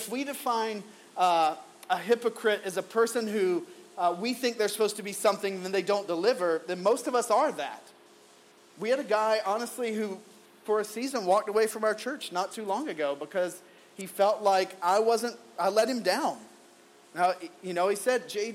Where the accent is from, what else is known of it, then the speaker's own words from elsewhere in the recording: the Bible Belt South, United States; Growing up in the Bible Belt South